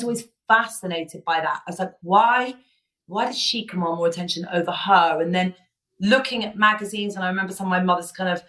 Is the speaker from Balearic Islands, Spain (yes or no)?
yes; Ibiza, Balearic Islands, Spain; I grew up in Ibiza